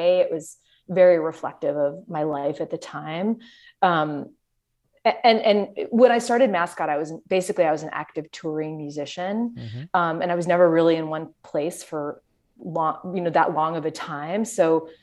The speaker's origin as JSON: {"language": "English", "town": "Grosse Pointe", "region": "Michigan", "country": "United States", "tie": "born or raised there", "also_born_or_lived": "New York", "moved": "yes", "said": "technically I grew up in Grosse Pointe, but you just say you lived in Detroit because we did. It's Metro Detroit"}